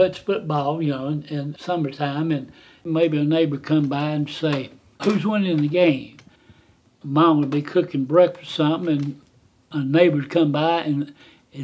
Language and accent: English; Atlanta, Georgia, United States; I was born in 1938 on Powell Street, and I worked in the cotton mill